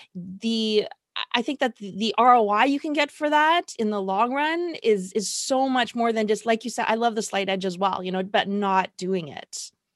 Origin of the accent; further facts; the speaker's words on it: Toronto, Ontario, Canada; I am from Toronto, Canada